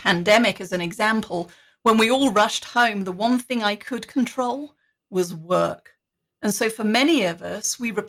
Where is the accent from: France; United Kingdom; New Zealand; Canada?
United Kingdom; being British